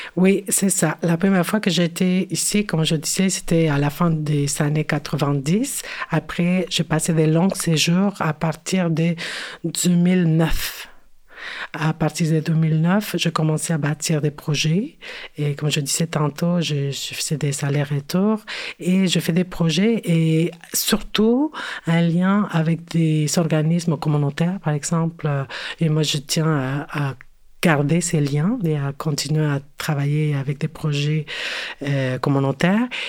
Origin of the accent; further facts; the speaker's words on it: Mexico City, Mexico; French is a second language; moved away as an adult; now in Montreal, Canada; je me identifico como mexicana, née en la Ciudad de México et euh, oui, c'est ça, je suis née euh, à, Mexico